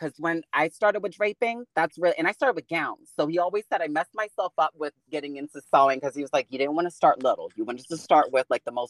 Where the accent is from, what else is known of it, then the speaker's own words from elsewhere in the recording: New Jersey, United States; now in Atlanta, United States; really launched me into what is fashion in Atlanta. Of course, I'm coming from New Jersey.